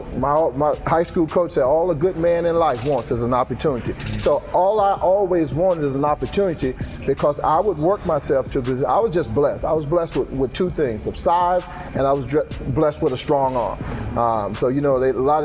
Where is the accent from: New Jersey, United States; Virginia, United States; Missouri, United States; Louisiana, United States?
Virginia, United States; Emporia; growing up in Emporia, Virginia, there's not a lot of office jobs around here